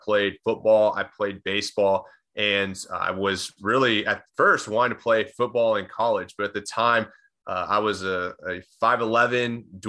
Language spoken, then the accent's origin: English; Austin, Texas, United States; I'm born and raised in Austin, Texas. Lived there for practically my entire life.